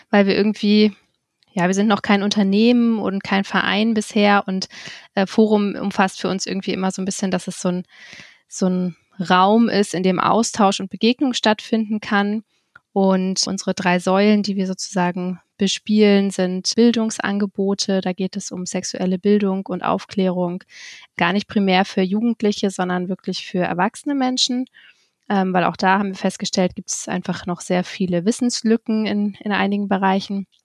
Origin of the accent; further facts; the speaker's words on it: Kiel, Schleswig-Holstein, Germany; moved away; ähm, 32 Jahre alt. Ich bin ursprünglich in Kiel geboren und nachdem ich auch viele Jahre anderweitig in der Welt unterwegs war, wohne ich jetzt auch wieder in Kiel